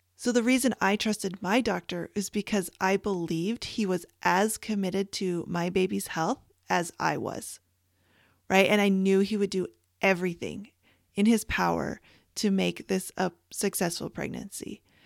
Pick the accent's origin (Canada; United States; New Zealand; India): Canada; moved away; I was born and raised in Canada